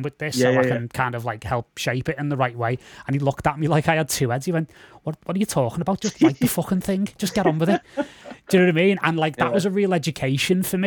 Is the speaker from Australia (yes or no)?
no; Liverpool, North West England, United Kingdom; I'm a Scouser